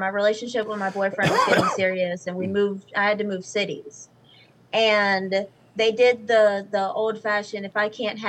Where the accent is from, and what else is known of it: the South, United States